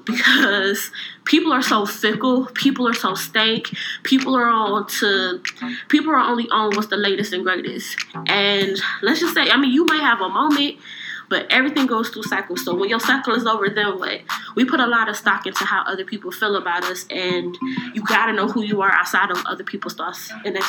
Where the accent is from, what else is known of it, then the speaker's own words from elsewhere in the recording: Cleveland, Ohio, United States; I'm from Cleveland.